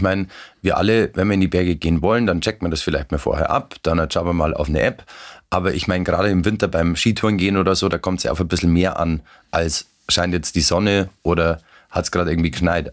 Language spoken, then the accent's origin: German; Werdenfelser Land, Bavaria, Germany; ich bin auch im Werdenfelser Land aufgewachsen